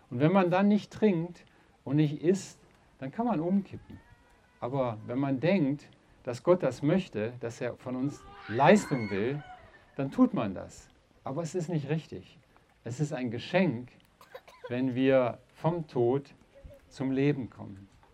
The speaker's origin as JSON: {"language": "German", "town": "Uerdingen", "region": "North Rhine-Westphalia", "country": "Germany", "said": "ich selber bin aus dem Rheinland, aus einer kleinen Stadt Uerdingen am Rhein"}